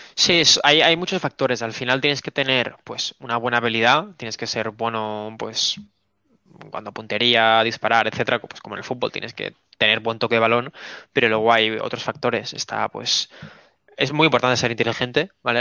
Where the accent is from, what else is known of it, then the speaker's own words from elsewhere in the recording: Spain; tres chavales de España de 22, 20 y 26 años